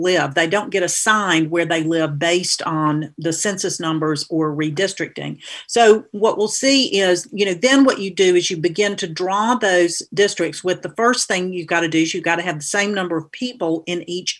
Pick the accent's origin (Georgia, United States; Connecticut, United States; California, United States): Georgia, United States; Atlanta; moved away as an adult; now in North Carolina, United States; I grew up in Atlanta and came to North Carolina to go to college at Queens College in Charlotte